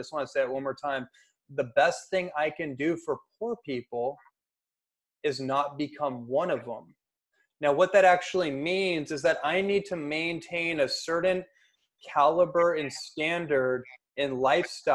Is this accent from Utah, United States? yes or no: no; Bay Area, California, United States; now in Los Angeles, United States; I grew up in the Bay Area, so I've seen this throughout my whole life on the streets of Oakland and San Francisco and Berkeley